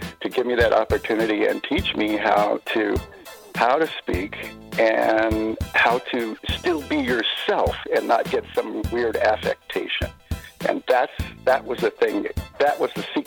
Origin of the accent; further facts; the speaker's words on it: Seattle, Washington, United States; I grew up in South Seattle